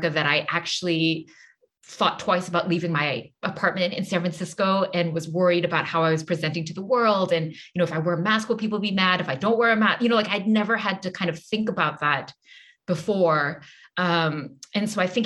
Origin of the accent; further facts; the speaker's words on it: Singapore; now in United States; I grew up in Singapore.